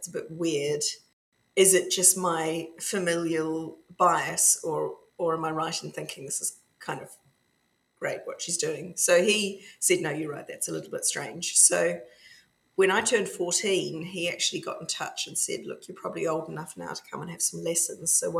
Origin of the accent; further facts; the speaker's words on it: Dunedin, Otago, New Zealand; now in Scotland, United Kingdom; I grew up in the other big Scottish diaspora, other than Nova Scotia, Dunedin, in the bottom of New Zealand